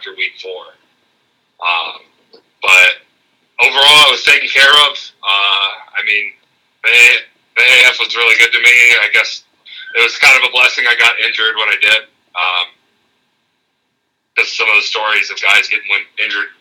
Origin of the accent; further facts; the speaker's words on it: Arizona, United States; I'm from Arizona